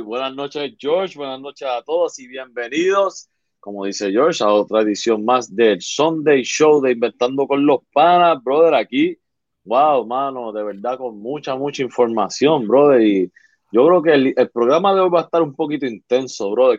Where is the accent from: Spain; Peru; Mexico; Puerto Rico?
Puerto Rico; Arecibo; moved away; yo soy de Arecibo de la costa. Ah, que no vivo allá